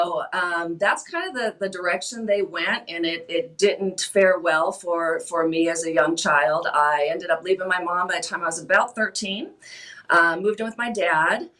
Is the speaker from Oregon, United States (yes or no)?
no; Waukegan, Illinois, United States; moved away; also born or lived in Florida / Arizona; I was born and raised in Illinois, mainly the far northern suburbs. Grew up in Waukegan, Zion, Gurnee, kind of that area.